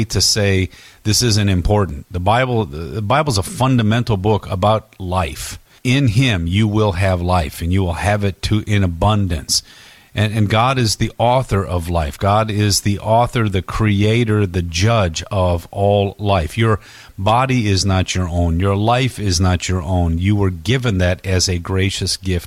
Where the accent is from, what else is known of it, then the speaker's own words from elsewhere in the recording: Detroit, Michigan, United States; I grew up in Detroit